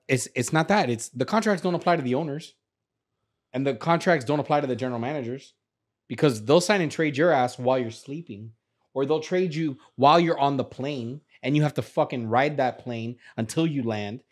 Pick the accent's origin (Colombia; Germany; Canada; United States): United States; Miami, Florida; I'm from, from Miami, I'm from Kendall